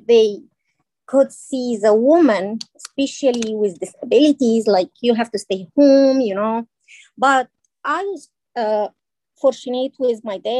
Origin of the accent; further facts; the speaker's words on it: Egypt; moved away as an adult; now in United States; So I am from Egypt.